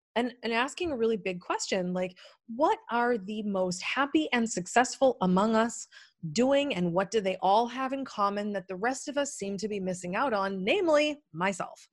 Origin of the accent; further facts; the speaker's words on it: New England, United States; moved away as an adult; now in Maui, United States; I'm a really cynical, pragmatic New Englander